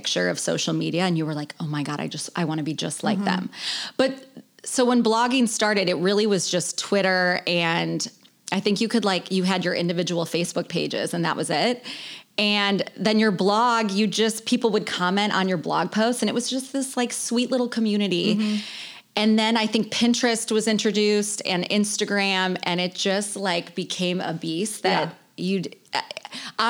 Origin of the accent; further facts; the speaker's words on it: Chicago, Illinois, United States; moved away as an adult; I'm born and raised in Chicago, okay. Suburbs